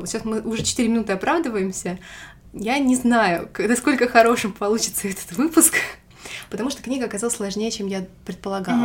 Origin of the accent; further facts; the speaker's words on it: Russia; как настоящий русский человек